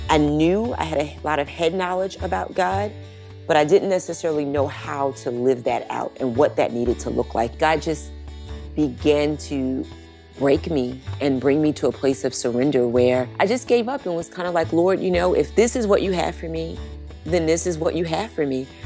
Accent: Baltimore, Maryland, United States; now in Dallas, United States; I grew up in Baltimore

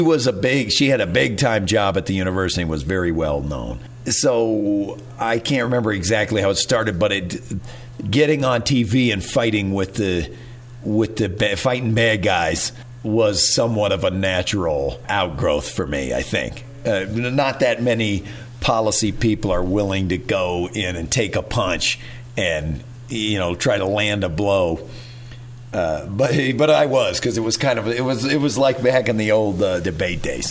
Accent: Whittier, California, United States; also born or lived in Waco, Texas; I was born in Waco, but uh, as a kid, they my parents moved out to Whittier, California, which is outside Los Angeles

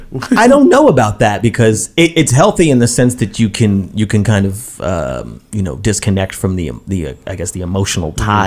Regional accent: Brooklyn, New York, United States; Like, you grew up in Brooklyn, I grew up in Brooklyn.

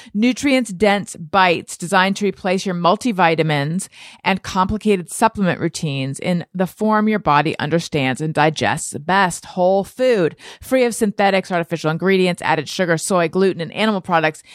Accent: Orange County, California, United States; moved away; I was raised in Orange County, California

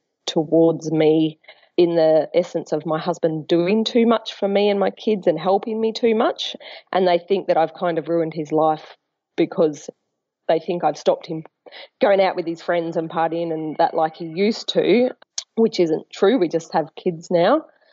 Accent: Melbourne, Victoria, Australia; moved away as an adult; now in Brisbane, Australia; I'm ringing because I moved to Brisbane from Melbourne about 10 years ago to be with my now husband.

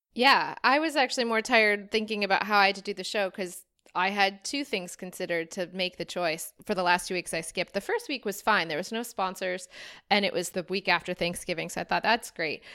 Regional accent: United States; moved away as an adult; now in Cape Town, South Africa; feeling more from America than still American

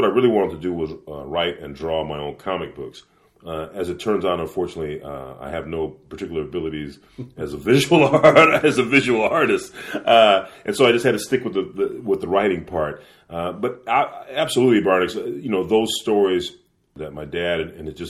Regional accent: Los Angeles, California, United States; my folks met here in L.A., so I'm from Los Angeles

